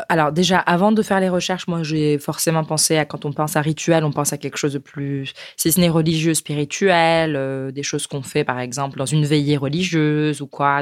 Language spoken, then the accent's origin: French; France; nous chez nous en France